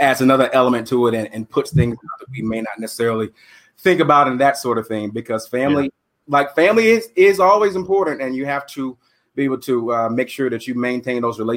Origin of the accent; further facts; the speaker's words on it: South Carolina, United States; We grew up in South Carolina